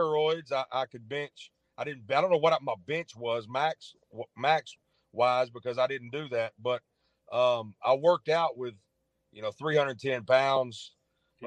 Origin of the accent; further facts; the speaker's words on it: Arkansas, United States; moved away as an adult; also born or lived in Memphis, Tennessee; I was born in Memphis, grew up in Arkansas, went back to Memphis after I graduated